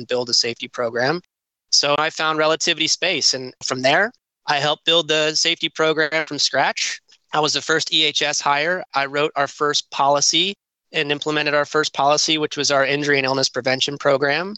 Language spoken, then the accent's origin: English; California, United States; moved away; also born or lived in Kentucky; I was born in California. I moved to Kentucky, went to Eastern Kentucky University